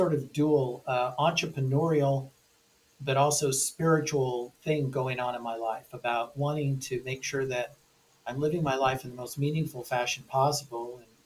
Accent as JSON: {"language": "English", "town": "Newport Beach", "region": "California", "country": "United States", "tie": "born or raised there", "said": "I grew up in Newport Beach, California"}